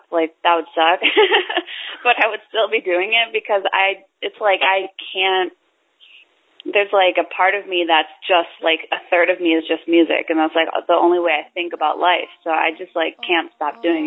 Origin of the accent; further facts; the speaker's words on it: Superior, United States; now in New York, United States; growing up in Superior